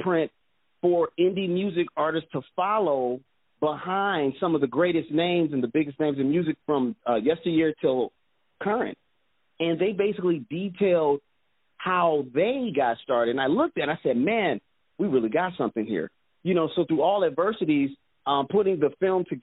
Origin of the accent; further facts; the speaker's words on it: Detroit, Michigan, United States; Originally, I'm from Detroit, Michigan